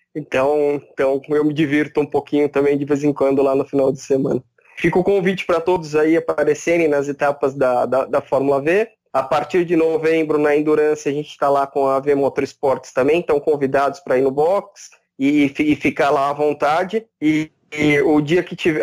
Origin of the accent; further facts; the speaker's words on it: Ribeirão Preto, São Paulo, Brazil; eu sou de Ribeirão Preto, moro em Ribeirão Preto